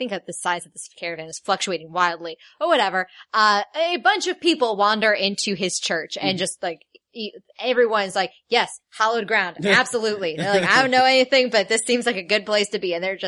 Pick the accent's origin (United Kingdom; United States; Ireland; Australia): Ireland; I'm Irish. I'm allowed to say it.